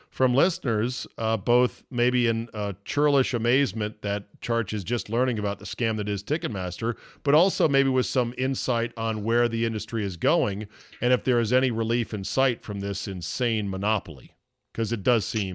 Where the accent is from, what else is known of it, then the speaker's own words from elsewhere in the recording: McLean, Virginia, United States; just miles from the mean streets where I grew up in McLean, Virginia.